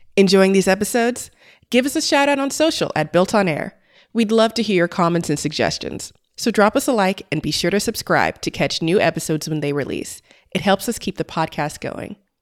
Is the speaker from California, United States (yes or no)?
yes; Los Angeles, California, United States; I grew up in the South Bay and I call a lot of the area L